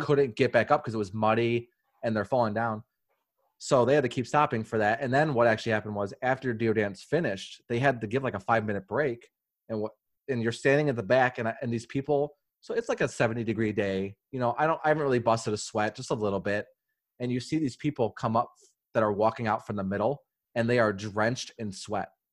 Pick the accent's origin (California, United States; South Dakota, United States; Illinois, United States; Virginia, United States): Illinois, United States; Chicago; I grew up on the South Side